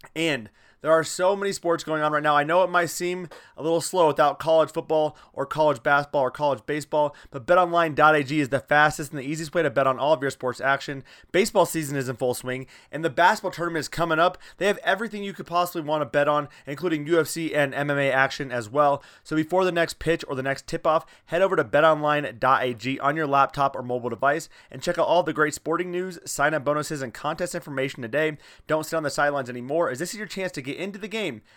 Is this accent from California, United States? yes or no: no; Iowa, United States; I'm from Iowa